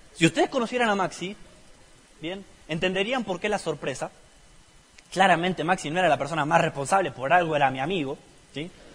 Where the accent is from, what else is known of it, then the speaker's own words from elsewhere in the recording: La Plata, Buenos Aires Province, Argentina; Hace 26 años nací en la ciudad de La Plata